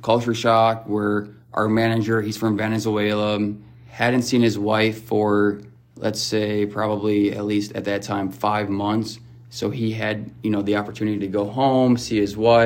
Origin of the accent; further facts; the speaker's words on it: Kenosha, Wisconsin, United States; my hometown